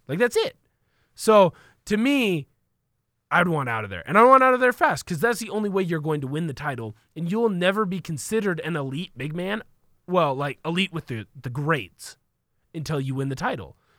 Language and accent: English; Vancouver, Washington, United States; I come from Portland, the Portland area, Vancouver